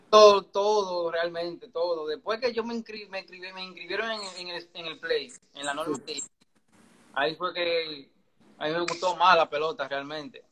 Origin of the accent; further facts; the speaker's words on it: Santo Domingo Este, Distrito Nacional, Dominican Republic; also born or lived in Pantoja; Yo nací en Los Minas, en la, en la maternidad de Los Minas